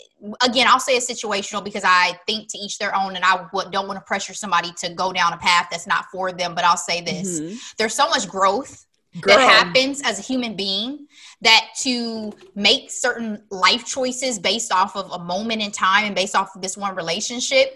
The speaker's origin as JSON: {"language": "English", "country": "United States", "said": "I'm an American"}